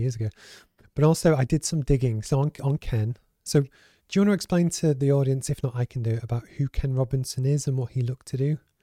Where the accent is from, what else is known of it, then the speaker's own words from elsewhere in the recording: Liverpool, North West England, United Kingdom; I grew up in the Northwest, as you know, so in Liverpool, and I was raised by a single parent.